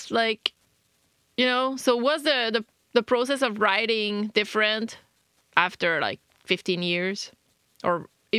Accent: Canada; English is a second language; I try to write in English, and I'm French Canadian, so it's hard.

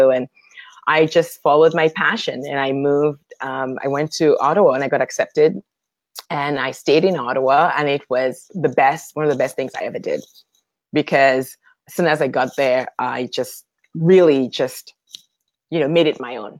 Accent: Dominica; born there; And he asked me if I'm originally from Canada. And I was like, no, actually, I was born in Dominica.

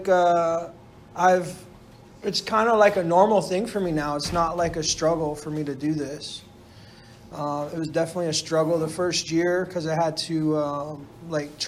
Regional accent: Orlando, Florida, United States; moved away; I grew up in Orlando, Florida, too. So I'm 3,000 miles away from, you know, where I grew up

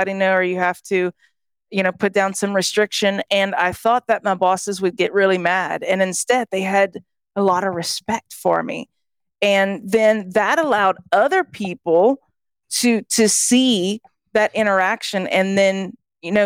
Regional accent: Southwest Louisiana, United States; moved away as an adult; also born or lived in California / Belgium; I was from Southwest Louisiana. And I actually, whenever I was 18, I moved to California

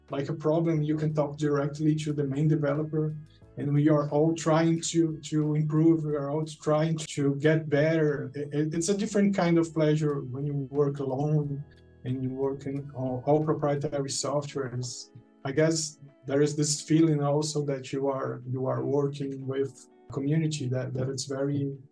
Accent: Fortaleza, Ceará, Brazil; now in Juazeiro do Norte, Brazil; I'm from Brazil. I'm from a, a, town in northeast called Fortaleza, and now I'm living in a near, relatively near town called Juazeiro do Norte.

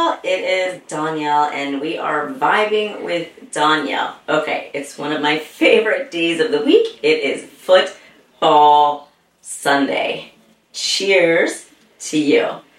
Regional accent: Texas, United States; Well, I am from Texas, you know.

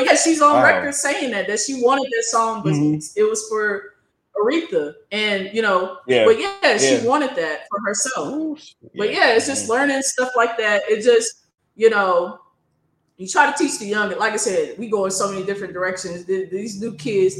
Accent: Oklahoma, United States; the R&B stations that I grew up listening to, because I'm from Oklahoma

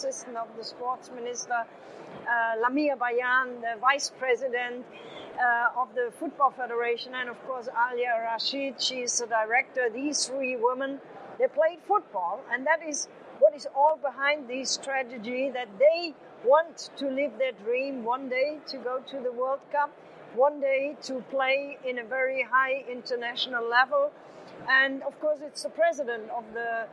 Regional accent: Germany; moved away as an adult; now in Saudi Arabia; I'm from Germany

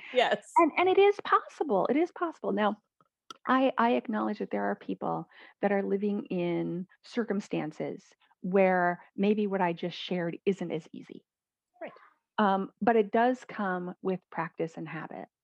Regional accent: Midwest, United States; I was raised in the Midwest in the United States

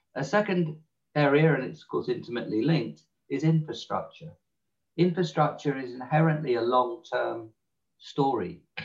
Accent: England, United Kingdom; accent: English; my English accent

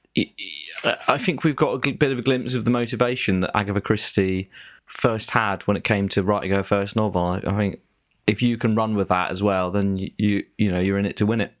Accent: Devon, South West England, United Kingdom; we're both from Devon

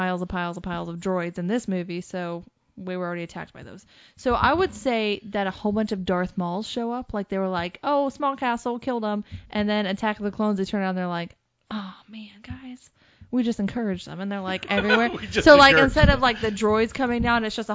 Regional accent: United States; we're American

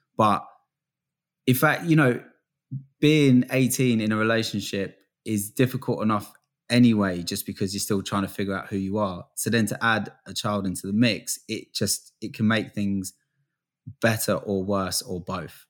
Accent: England, United Kingdom; also born or lived in Florida, United States; I lived in, uh, Florida for, like, the first six years of my life. I was born in England

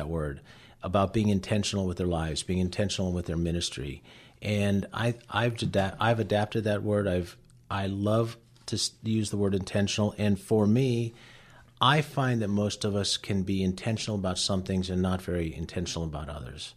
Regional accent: Cleveland, Ohio, United States; first language Latvian; English is a second language; Cleveland, Ohio, which is where I grew up in a very ethnic household in the Lutheran Church in Cleveland

